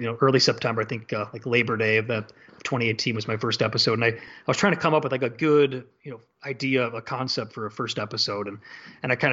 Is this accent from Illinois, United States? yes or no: yes; Chicago, Illinois, United States; moved away; that young kid growing up in Chicago